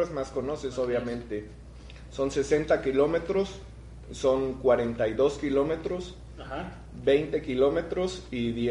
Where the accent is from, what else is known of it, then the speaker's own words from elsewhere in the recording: Misantla, Veracruz, Mexico; Eh, yo soy de Misantla. Ahí crecí desde, yo creo, más de la mitad de mi vida he vivido ahí.